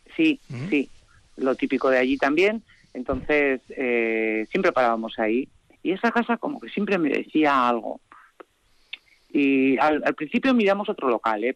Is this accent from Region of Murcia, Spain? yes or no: no; Calahorra, La Rioja, Spain; moved away as an adult; also born or lived in Lodosa; now in Uzquiano, Spain; Yo soy de Calahorra y toda la vida en Lodosa